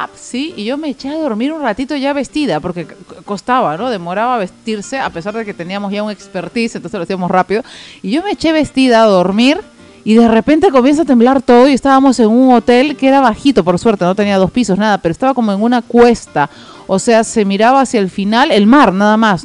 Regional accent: Tacna, Peru; moved away as an adult; now in Lima, Peru; yo hace 12 años ya vivo en Lima y cuando recién me vine de Tacna a Lima

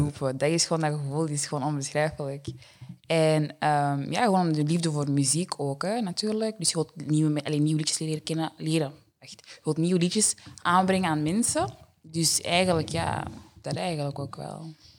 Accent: Deurne, Flanders, Belgium; ik ben er eigenlijk gewoon opgegroeid in Deurne altijd

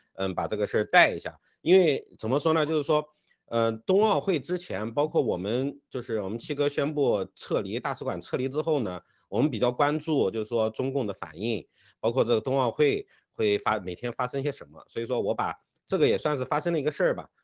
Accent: China; 我们中国人

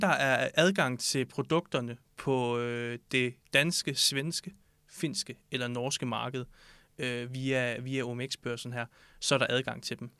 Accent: Southern Jutland, Southern Denmark, Denmark; moved away as an adult; now in Copenhagen, Denmark; så er jeg født og opvokset i Sønderjylland

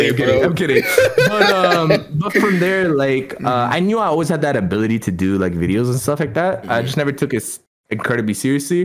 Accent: Toronto, Ontario, Canada; also born or lived in India; I grew up in Toronto

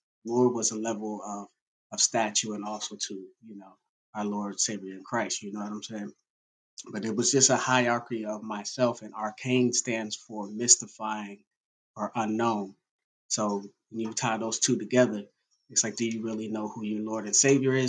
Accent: Reading, Pennsylvania, United States; moved away as an adult; also born or lived in Indiana, Pennsylvania / Pittsburgh; now in Charlotte, United States; I'm originally from Reading, Pennsylvania, which is actually 45 minutes outside of Philadelphia. That's where I'm born and raised

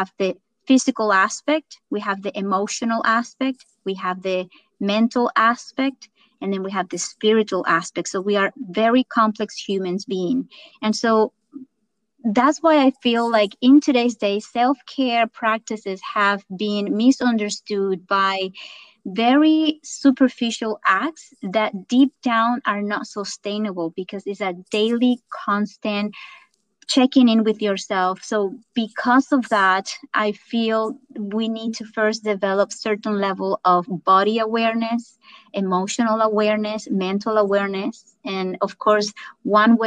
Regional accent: Venezuela; English is a second language; moved away as an adult; also born or lived in California; now in United States; I am originally from Venezuela and moved to the United States about close to 20 years ago

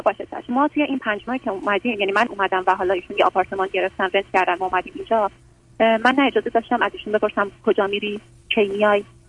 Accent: Iran; moved away as an adult; now in United States; تازه 6 ماه که از ایران اومدم آمریکا

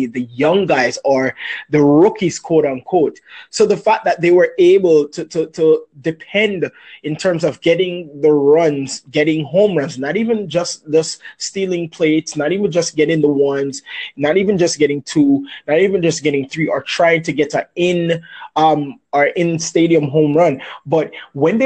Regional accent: Jamaica; I'm from Jamaica.

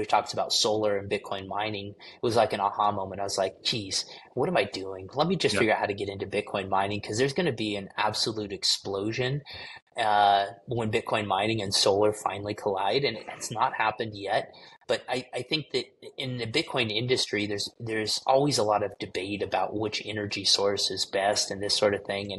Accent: United States; as an American

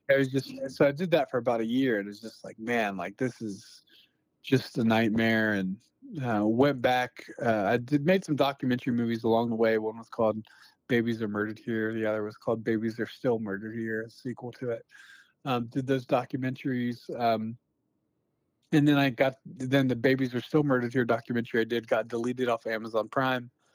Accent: Newport News, Virginia, United States; moved away as an adult; also born or lived in Phoenix, Arizona; now in Moscow, United States; I grew up in Newport News, Virginia

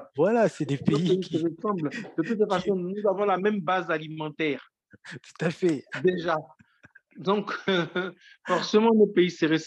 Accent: Issia, Sassandra-Marahoué, Côte d’Ivoire; au profit de l'enfance et de la jeunesse de ma ville natale, qui est située à 350 km de la Côte d'Ivoire et qu'on appelle Issia.

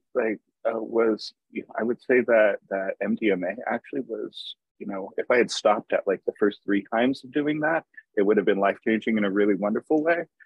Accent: United States; moved away as an adult; also born or lived in Tacoma, Washington; now in Seattle, United States; I grew up in uh, the desert, actually, in the Mojave Desert

